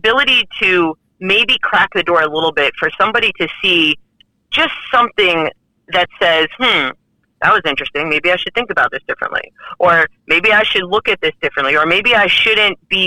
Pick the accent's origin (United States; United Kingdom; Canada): United States; New York City, New York; now in Texas, United States; I'm not originally from Texas. I'm originally from Brooklyn, New York